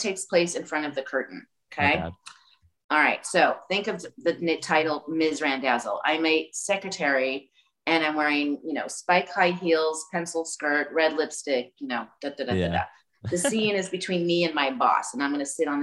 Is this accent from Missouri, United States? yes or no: yes; St. Louis, Missouri, United States; I grew up in Missouri